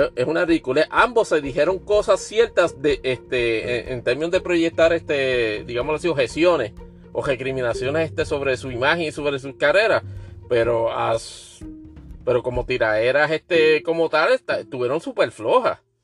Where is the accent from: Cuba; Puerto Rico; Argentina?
Puerto Rico; yo nunca me he ofendido como puertorriqueño